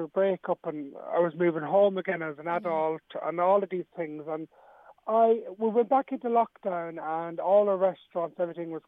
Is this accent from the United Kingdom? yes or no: no; Dublin, Leinster, Ireland; I grew up in Ballymun